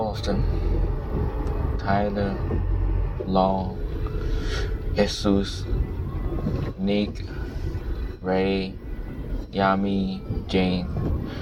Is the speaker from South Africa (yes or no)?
no; Malaysia; moved away as an adult; also born or lived in United States; I could just study in my home country. I could just study in Malaysia.